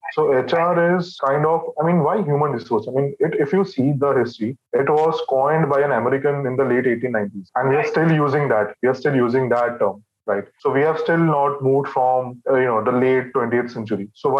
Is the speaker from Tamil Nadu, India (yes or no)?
no; Kolkata, West Bengal, India; also born or lived in other Indian states; I'm basically from Calcutta, but then, you know, because my parents had this government job, so I had to relocate, to a lot of states.